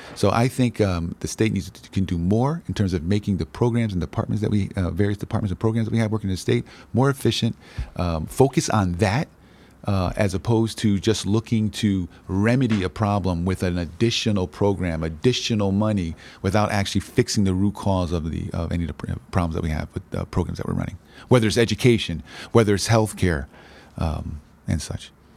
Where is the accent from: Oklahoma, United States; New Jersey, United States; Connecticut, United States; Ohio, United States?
Connecticut, United States; New Haven; I grew up in, uh, inner city, uh, New Haven, in the Hills section